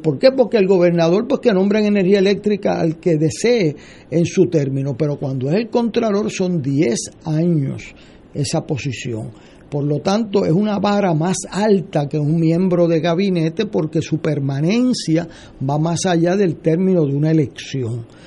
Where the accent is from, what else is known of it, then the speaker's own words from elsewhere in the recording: Puerto Rico; como puertorriqueño